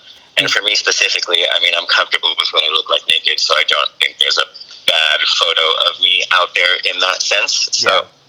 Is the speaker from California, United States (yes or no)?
yes; San Diego, California, United States; now in Los Angeles, United States; Originally from San Diego